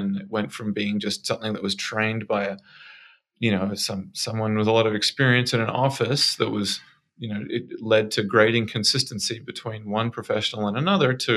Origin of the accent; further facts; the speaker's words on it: Australia; moved away as an adult; now in Bay Area, United States; I'm from Australia